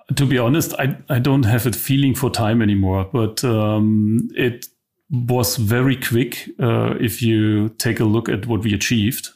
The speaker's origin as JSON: {"language": "English", "region": "East Germany", "country": "Germany", "also_born_or_lived": "London", "said": "I'm from East Germany."}